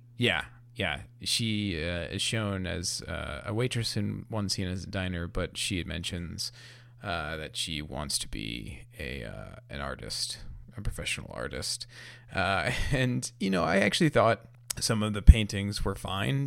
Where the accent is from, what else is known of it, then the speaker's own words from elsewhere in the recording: New York, United States; as a New Yorker myself